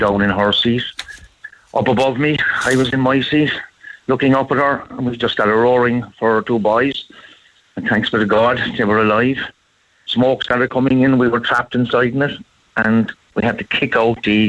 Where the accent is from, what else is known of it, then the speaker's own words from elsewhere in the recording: Ireland; we're Irish